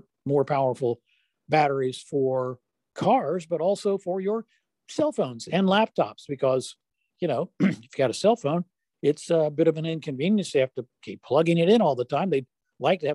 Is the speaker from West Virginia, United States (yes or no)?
yes; West Virginia, United States; I was born and raised in West Virginia